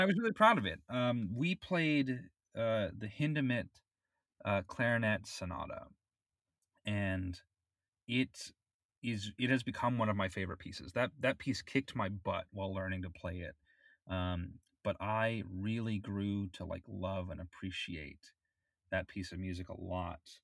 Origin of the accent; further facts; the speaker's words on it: Florida, United States; I grew up in Florida